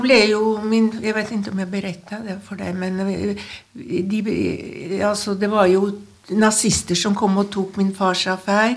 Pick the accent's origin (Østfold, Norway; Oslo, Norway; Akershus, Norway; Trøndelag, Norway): Trøndelag, Norway; Trondheim; jeg er oppvokst i, en, uh, i Trondheim, i, midt i byen